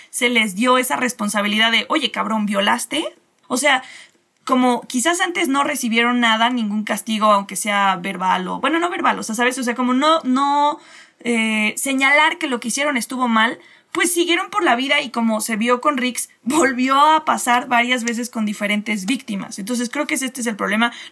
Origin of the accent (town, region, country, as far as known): Mexico